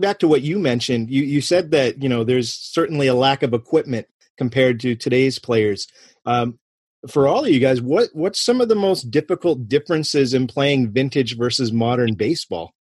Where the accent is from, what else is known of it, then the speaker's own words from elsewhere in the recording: Clinton, Massachusetts, United States; I grew up right outside of Clinton, Massachusetts